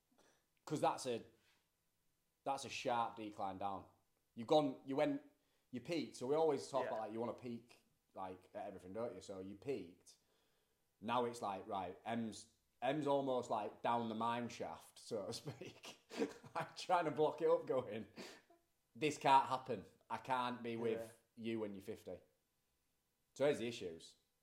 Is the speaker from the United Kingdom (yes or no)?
yes; United Kingdom; We're only British people that had been there for...